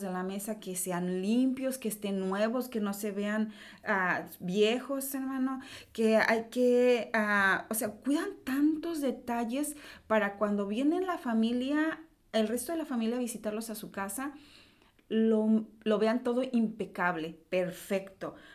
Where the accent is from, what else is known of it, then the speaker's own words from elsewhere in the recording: Mexico; nosotros lo vemos porque, bueno, nosotros somos de México